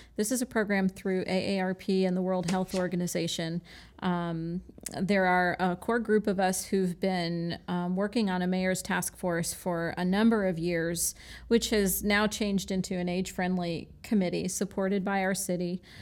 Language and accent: English; Michigan, United States; now in Florida, United States; I was born in Michigan